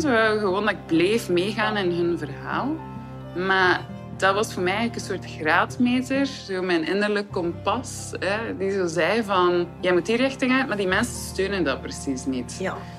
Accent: Ostend, Flanders, Belgium; Ik ben 34 jaar en ik ben van Oostende.

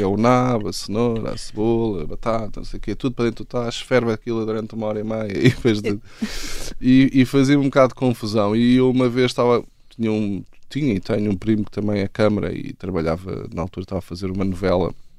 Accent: Carcavelos, Lisbon, Portugal; moved away; also born or lived in United States / Pittsburgh / London / Australia; sou de Carcavelos

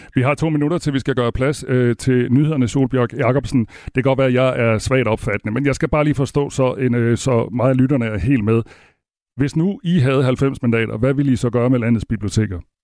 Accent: Denmark; vi sender her fra Danmark, og vi er danskere selv

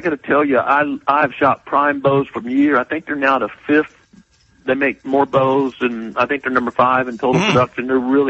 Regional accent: Missouri, United States; moved away as an adult; also born or lived in Georgia / South Carolina; I'm originally from Missouri

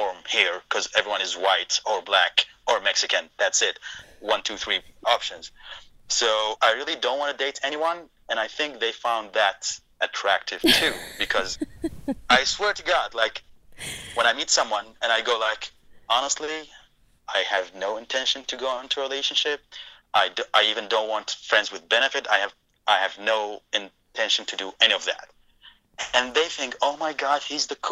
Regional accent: Iraq; English is a second language; moved away as an adult; now in Texas, United States; I'm from Iraq

